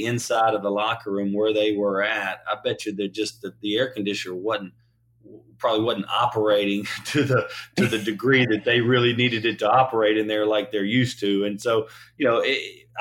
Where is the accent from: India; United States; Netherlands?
United States; Louisiana; growing up in Louisiana